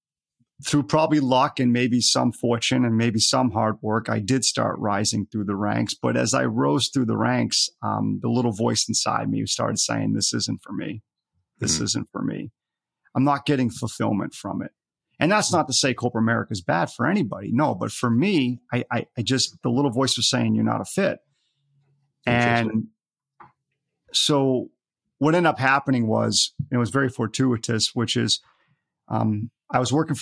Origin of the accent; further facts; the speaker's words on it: Scotland, United Kingdom; born there; now in United States; even though I'm in the United States here, I was born in Scotland.